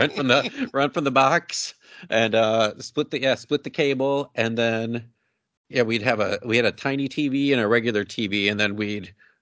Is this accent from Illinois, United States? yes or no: yes; near Chicago, Illinois, United States; moved away as an adult; growing up near Chicago